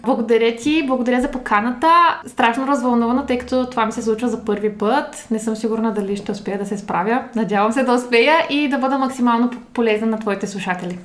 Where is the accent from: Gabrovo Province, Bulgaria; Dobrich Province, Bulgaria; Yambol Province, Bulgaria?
Dobrich Province, Bulgaria; Dobrich; moved away as an adult; now in Sofia, Bulgaria; Родом съм от Добрич, на вече 9 години живея в София.